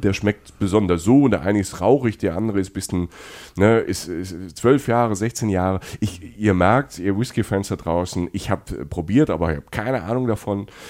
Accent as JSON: {"language": "German", "town": "Cologne", "region": "North Rhine-Westphalia", "country": "Germany"}